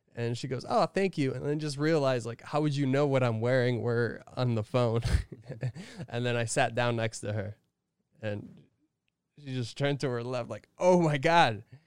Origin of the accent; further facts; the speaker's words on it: Connecticut, United States; I'm from Connecticut, you know? I'm from up north in New England.